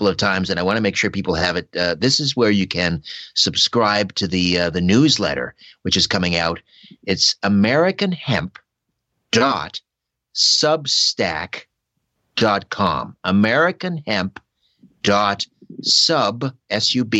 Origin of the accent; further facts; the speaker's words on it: Brantford, Ontario, Canada; my hometown, Brantford, Ontario.